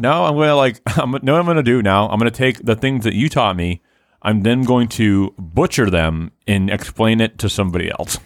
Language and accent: English; Haverhill, Massachusetts, United States; born or raised there